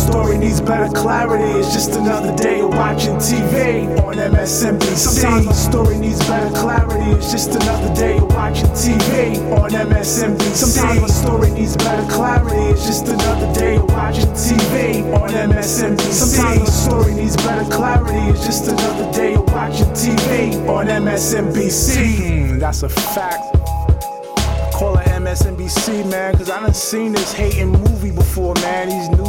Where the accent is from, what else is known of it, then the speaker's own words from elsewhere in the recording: Mount Vernon, New York, United States; I did this cause I'm from Mount Vernon.